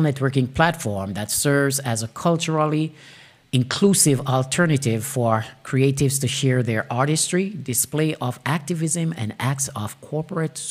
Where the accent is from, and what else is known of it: Jamaica; accent: Jamaican patois; first language Jamaican Patois; English is a second language